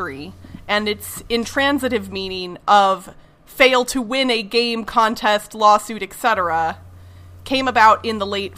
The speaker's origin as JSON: {"language": "English", "region": "Midwest", "country": "United States", "tie": "born or raised there", "said": "I grew up in the Midwest, so I feel like that should be in my blood to some extent, even though I grew up in the city, but I'll have to go back to my Missouri and Iowa roots"}